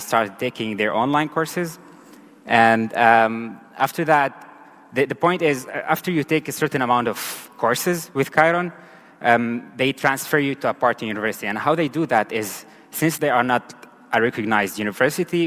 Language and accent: English; Syria; moved away as an adult; also born or lived in Turkey / Cyprus; now in Germany; I was born and raised in Syria